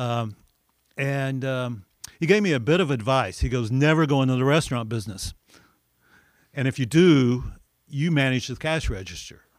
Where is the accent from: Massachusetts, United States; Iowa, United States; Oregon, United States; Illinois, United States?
Illinois, United States; Olney; I grew up in Alney, Illinois